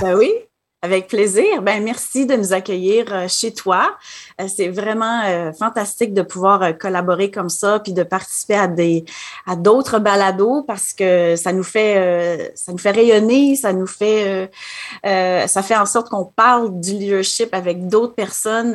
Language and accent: French; Quebec City, Quebec, Canada; moved away as an adult; also born or lived in Ottawa, Canada; now in Manitoba, Canada; je suis originaire de la ville de Québec